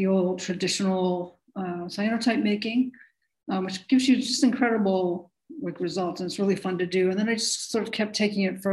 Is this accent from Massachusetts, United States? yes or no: yes; Massachusetts, United States; I grew up in Massachusetts